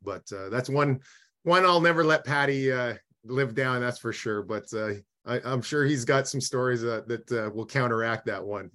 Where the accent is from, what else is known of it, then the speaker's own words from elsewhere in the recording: Eyebrow, Saskatchewan, Canada; also born or lived in Edmonton, Alberta; I was born in Edmonton. Yeah, I uh, I moved to Eyebrow, Saskatchewan, when I was about uh, two or three years old